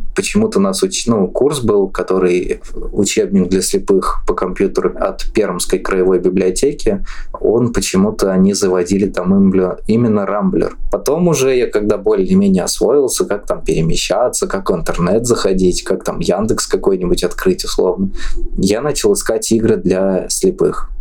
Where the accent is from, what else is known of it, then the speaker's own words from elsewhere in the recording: Orenburg, Orenburg Oblast, Russia; мне 25 лет, я из Оренбурга